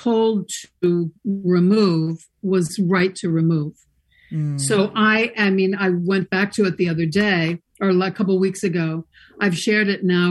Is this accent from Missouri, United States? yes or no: yes; St. Louis, Missouri, United States; born or raised there; moved away; also born or lived in New York City / Los Angeles